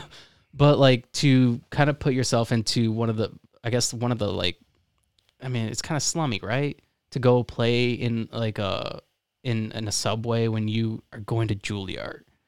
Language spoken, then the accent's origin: English; Florida, United States; I'm from Florida